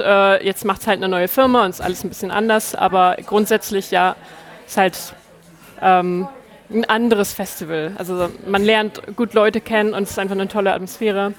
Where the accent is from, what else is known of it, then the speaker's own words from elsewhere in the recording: Lower Saxony, Germany; moved away as an adult; also born or lived in Hamburg; now in Reykjavik, Iceland; ich bin in der Nähe von Hamburg aufgewachsen und dann habe ich ja, neun Jahre, glaube ich, in Hamburg gelebt